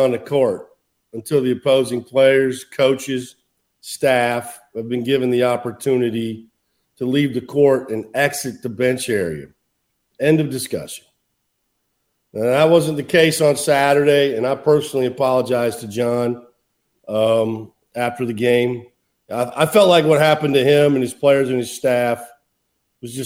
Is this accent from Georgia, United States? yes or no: no; Iowa, United States; moved away; I'm from Iowa